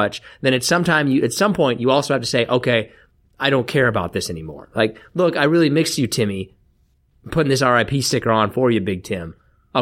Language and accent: English; Kansas, United States; moved away as an adult; also born or lived in Florida; now in Arizona, United States; I grew up in Kansas